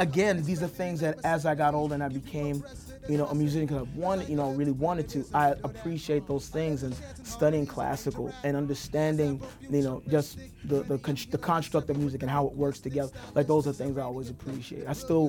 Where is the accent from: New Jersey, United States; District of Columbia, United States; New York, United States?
New York, United States; New York City; In Crown Heights, lived in Park Slope, I taught in Brownsville, lived in East New York for a little bit. Right now I'm currently in Flatbush, so literally all over.